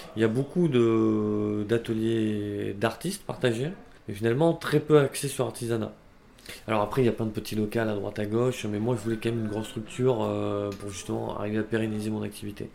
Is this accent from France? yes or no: yes; Bordeaux, Nouvelle-Aquitaine, France; Originaire de Bordeaux.